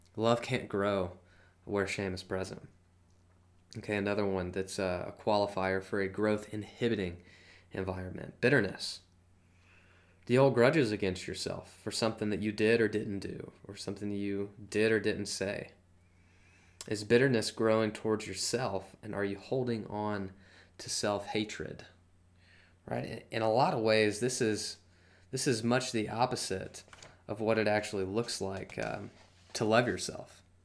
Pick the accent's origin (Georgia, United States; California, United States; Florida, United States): Georgia, United States; I'm from Georgia